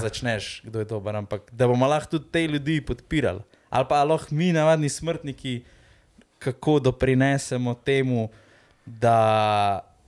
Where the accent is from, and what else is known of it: Slovenia